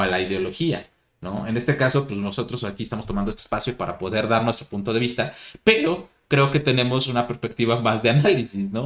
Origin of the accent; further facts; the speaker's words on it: Mexico; aquí en nuestro país